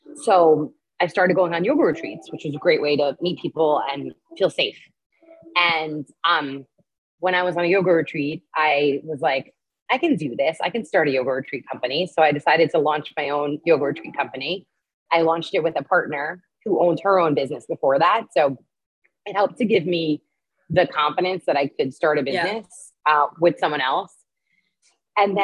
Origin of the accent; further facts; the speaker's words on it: New York, United States; moved away as an adult; also born or lived in Peru; I grew up in New York, and I studied abroad in Spain when I was younger